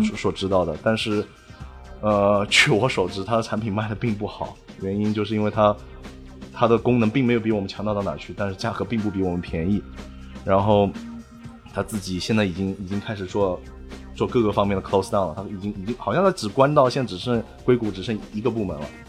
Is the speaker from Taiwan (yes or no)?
no; China; moved away as an adult; now in United States; 我们中国人，特别是留学生在这边啊